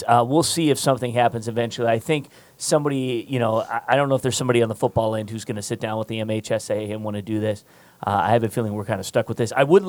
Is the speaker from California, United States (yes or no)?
yes; Los Angeles, California, United States; now in Michigan, United States; like I grew up in Catholic school, you know, in LA.